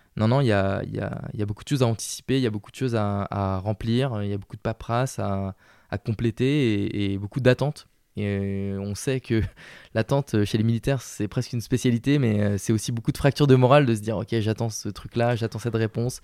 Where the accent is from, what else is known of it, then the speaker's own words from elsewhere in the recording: the South, France; accent: southern; je parle avec l'accent du sud